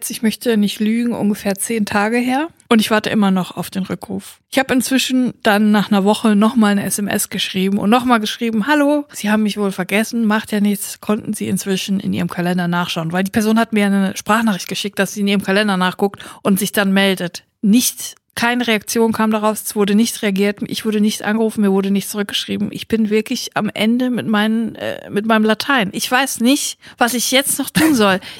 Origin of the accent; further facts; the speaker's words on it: Siegen, North Rhine-Westphalia, Germany; Bei uns in Siegen war es die Pusteblume, gibt es jetzt nicht mehr, ist äh, leider nicht mehr da.